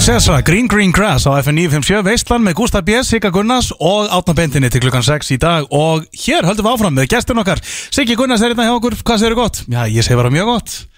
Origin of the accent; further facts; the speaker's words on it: Akureyri, Northeastern Region, Iceland; ég er frá Akureyri fekk ég fylgjast með Rúf og Rást 2 á Akureyri